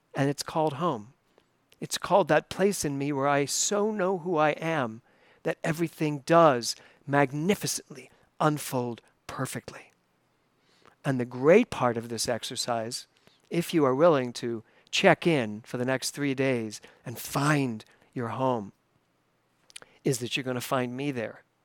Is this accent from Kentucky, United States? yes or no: no; Philadelphia, Pennsylvania, United States; moved away as an adult; now in New York City, United States; I grew up in Tacony in Philadelphia